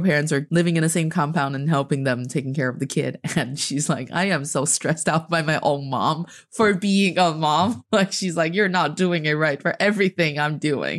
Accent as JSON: {"language": "English", "country": "China", "said": "I am from China, and I'm speaking to you from Beijing right now."}